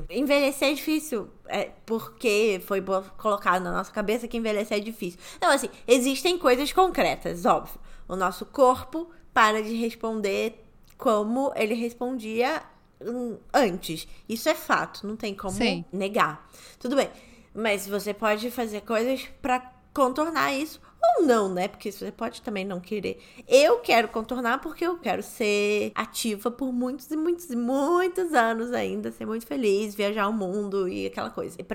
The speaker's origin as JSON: {"language": "Portuguese", "region": "Rio de Janeiro", "country": "Brazil", "tie": "born or raised there", "moved": "yes", "said": "Eu amo o Rio de Janeiro, nasci no Rio, eu sou nascida e criada no Rio de Janeiro"}